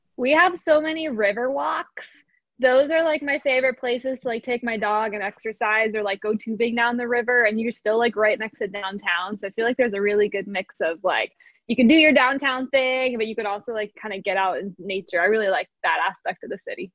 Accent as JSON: {"language": "English", "area": "outside of Philadelphia", "region": "Pennsylvania", "country": "United States", "tie": "born or raised there", "said": "I grew up outside of Philly"}